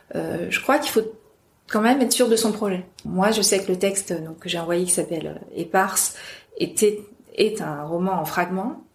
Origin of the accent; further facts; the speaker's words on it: Amiens, Hauts-de-France, France; je viens d'Amiens, donc, je suis en province, je ne suis pas parisienne